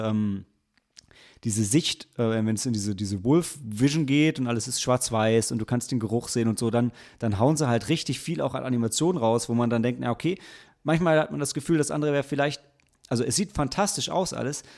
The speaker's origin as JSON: {"language": "German", "town": "Lilienthal", "region": "Lower Saxony", "country": "Germany", "tie": "born or raised there", "said": "auf so einem Feldweg in Lilienthal, wo ich aufgewachsen bin"}